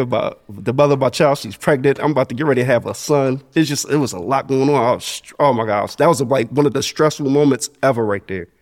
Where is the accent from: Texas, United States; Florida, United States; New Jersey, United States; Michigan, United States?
New Jersey, United States; Asbury Park; also born or lived in Neptune, New Jersey; I grew up in Asbury. Like, I was raised in the village, Sewell Avenue, all those places, but I went to school in Neptune